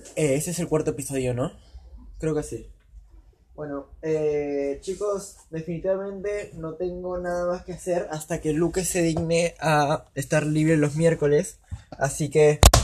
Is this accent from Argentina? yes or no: yes; Argentina; yo soy argentino